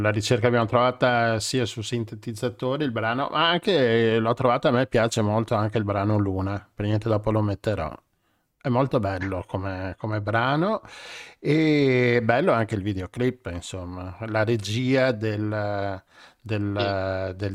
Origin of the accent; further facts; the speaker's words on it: Venice, Veneto, Italy; noi, noi siamo anche da Venezia, quindi guarda.